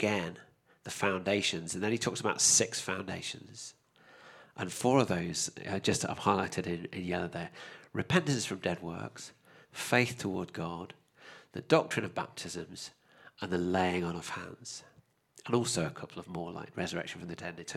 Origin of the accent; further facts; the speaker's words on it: United Kingdom; me as a Brit